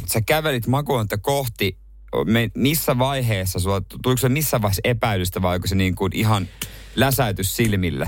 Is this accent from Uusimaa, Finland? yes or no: no; Ostrobothnia, Finland; now in Helsinki, Finland; tuolla meillä päin Pohjanmaalla